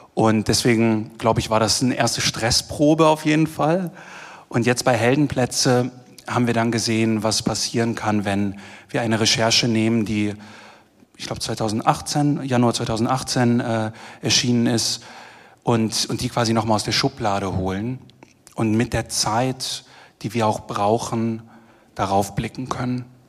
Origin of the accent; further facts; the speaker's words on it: Germany; accent: German; moved away as an adult; now in Vienna, Austria; der Deutsche